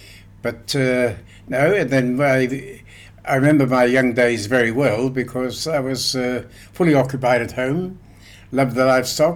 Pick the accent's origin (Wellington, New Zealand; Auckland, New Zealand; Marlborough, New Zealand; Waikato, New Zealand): Wellington, New Zealand; Otaki; 1929, yes. When I was born, I weighed 10 and a half pounds.